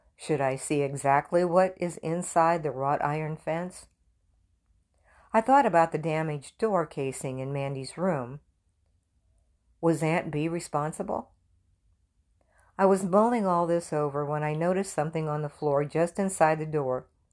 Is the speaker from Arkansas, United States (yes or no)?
no; Murdo, South Dakota, United States; now in Texas, United States; I grew up in South Dakota